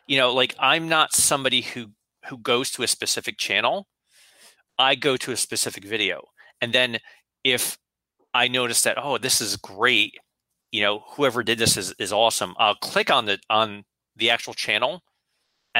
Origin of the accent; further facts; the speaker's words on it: New Jersey, United States; I grew up in North Jersey